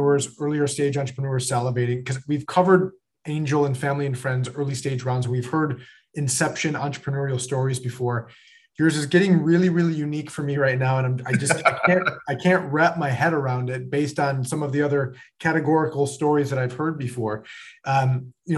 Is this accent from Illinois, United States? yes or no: no; Buffalo, New York, United States; I'm from Buffalo, New York.